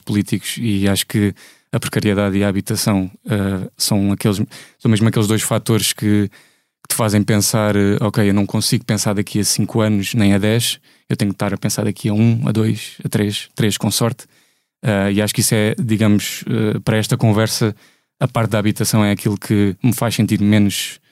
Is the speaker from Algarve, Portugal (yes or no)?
yes; Faro, Algarve, Portugal; sou de Faro